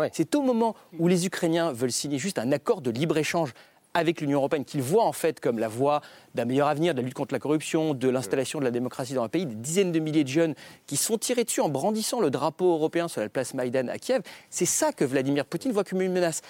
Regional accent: France; en tant que Français

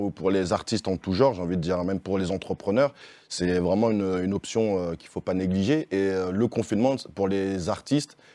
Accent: Lyon, Auvergne-Rhône-Alpes, France; je viens de Lyon.

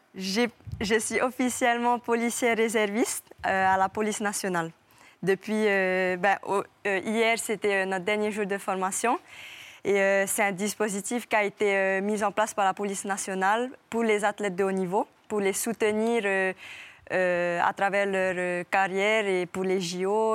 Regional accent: French Polynesia; je viens pas de Tahiti, je viens d'une île à côté

